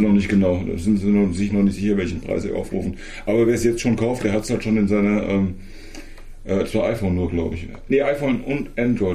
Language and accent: German; Germany; bei uns in Deutschland